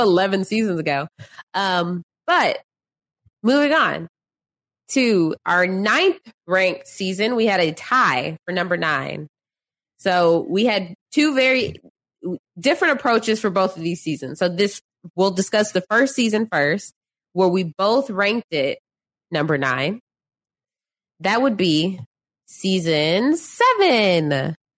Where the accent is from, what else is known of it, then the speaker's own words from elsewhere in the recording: Dallas, Texas, United States; I'm from Dallas, born and raised